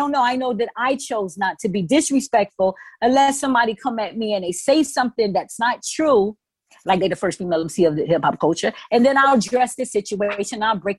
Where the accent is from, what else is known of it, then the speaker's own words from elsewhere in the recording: New York City, New York, United States; I'm from the Bronx.